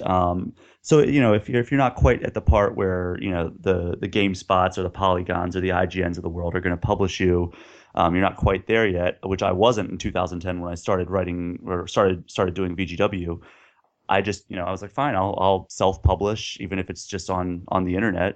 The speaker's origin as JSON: {"language": "English", "town": "Baltimore", "region": "Maryland", "country": "United States", "tie": "born or raised there", "also_born_or_lived": "Pittsburgh / Austin, Texas", "moved": "yes", "lives_now": "Minneapolis, United States", "said": "I grew up around Baltimore"}